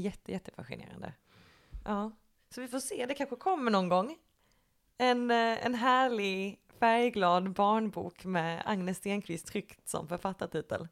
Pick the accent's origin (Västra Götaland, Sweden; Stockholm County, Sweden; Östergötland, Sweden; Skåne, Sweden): Skåne, Sweden; Lund; moved away as an adult; now in Malmö, Sweden; jag är eh, ursprungligen från Lund.